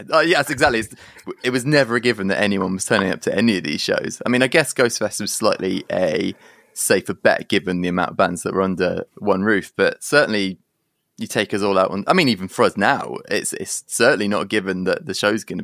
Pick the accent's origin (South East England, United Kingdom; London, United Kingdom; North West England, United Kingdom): South East England, United Kingdom; Guildford; born there; So I was born in in Surrey, like Guildford and then um, we moved